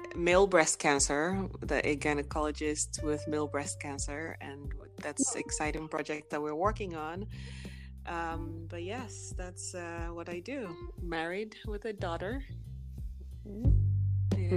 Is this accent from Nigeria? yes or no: yes; Nigeria; now in Texas, United States; I am from Nigeria, born and raised. I live here in the US, in Texas.